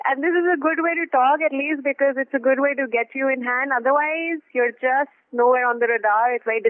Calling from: Delhi, India; And I'm calling from Delhi.

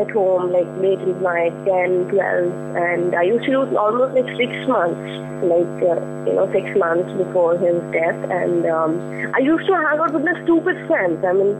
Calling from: Delhi, India; I'm calling from Delhi.

